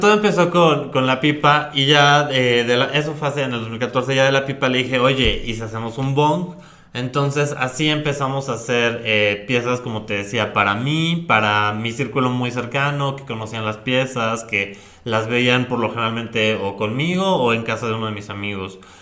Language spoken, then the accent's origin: Spanish; Puebla, Mexico; la tradición de, del lugar de donde yo soy, que es la Talavera